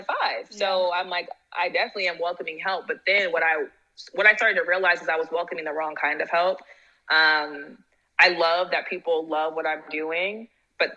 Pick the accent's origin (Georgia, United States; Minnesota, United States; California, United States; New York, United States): California, United States; Silicon Valley; I'm from Silicon Valley. So I'm from, like, the heart of startups.